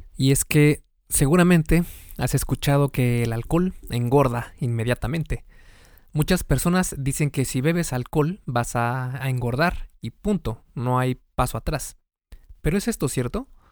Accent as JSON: {"language": "Spanish", "country": "Mexico", "said": "En México, por ejemplo, de donde soy"}